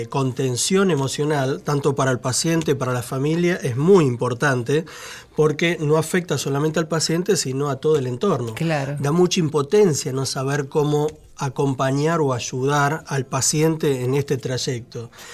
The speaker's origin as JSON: {"language": "Spanish", "region": "Santa Fe", "country": "Argentina", "moved": "yes", "lives_now": "Buenos Aires, Argentina", "said": "nosotros somos de Santa Fe, de un pueblito de 3.000 habitantes"}